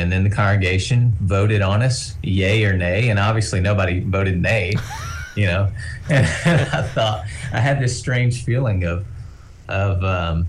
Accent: Tennessee, United States; moved away as an adult; also born or lived in Mount Pleasant, Tennessee / Texas; now in Oklahoma, United States; I grew up in Tennessee, and then once we graduated from college, we moved to Texas, and then from Texas to Oklahoma.

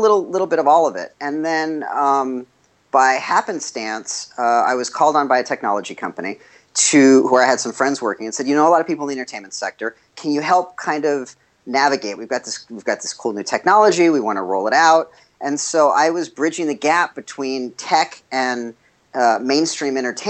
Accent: Los Angeles, California, United States; I grew up in Los Angeles

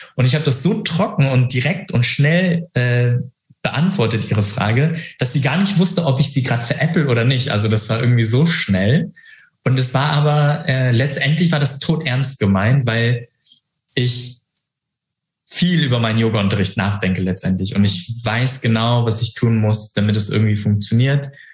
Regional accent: Hamburg, Germany; accent: northern German; moved away as an adult; now in Frankfurt, Germany; ich bin Hamburger Jung, ich komme äh, aus dem Norden, äh, deswegen könnte ich auch so mit ganz nordischem Akzent sch schnacken

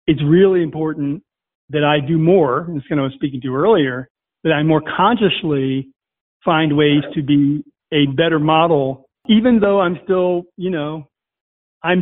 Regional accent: Virginia, United States; where I grew up in Virginia

